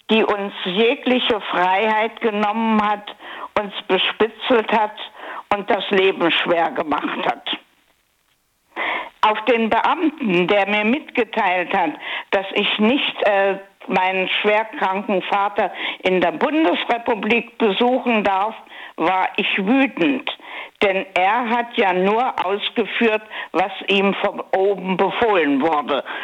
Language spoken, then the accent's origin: German; Hesse, Germany; ich stamme aus dem Rheingau.